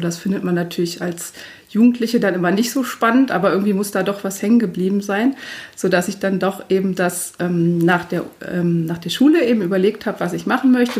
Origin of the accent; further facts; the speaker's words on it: Göttingen, Lower Saxony, Germany; now in Braunschweig, Germany; Ich komme äh, gebürtig aus Göttingen